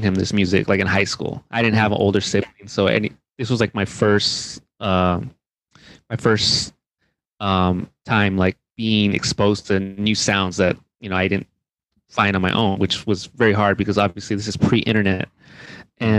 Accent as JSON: {"language": "English", "town": "Rialto", "region": "California", "country": "United States", "tie": "born or raised there", "said": "I grew up in Rialto, California, which is about 60 miles east of Los Angeles"}